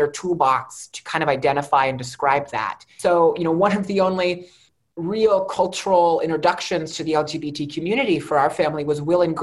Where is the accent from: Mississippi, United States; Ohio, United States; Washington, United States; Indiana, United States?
Ohio, United States; East Liverpool; now in Wheeling, United States; I grew up in East Liverpool, Ohio, only about an hour away from Wheeling